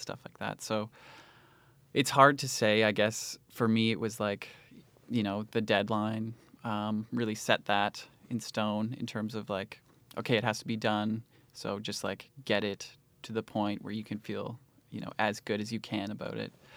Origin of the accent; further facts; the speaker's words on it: Cambridge, Ontario, Canada; I grew up in Cambridge, Ontario, and it was pretty quiet there.